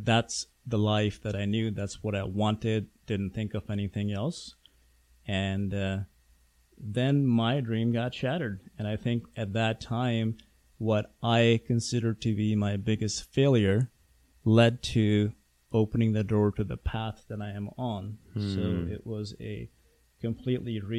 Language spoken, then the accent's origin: English; Pakistan; moved away; I grew up in Pakistan